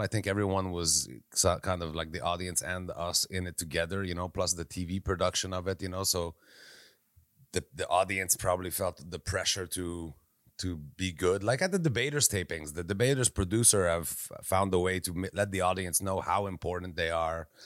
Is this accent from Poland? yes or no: no; Quebec, Canada; I'm from Quebec